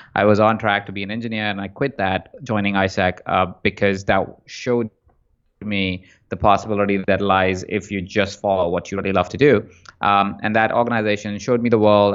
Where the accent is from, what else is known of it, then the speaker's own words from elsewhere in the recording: Jaipur, Rajasthan, India; moved away as an adult; also born or lived in Malaysia; now in Los Angeles, United States; I was born in India in a small town called Jaipur, uh, and from there, I spent the first half of my life there, first twenty-four years of my life there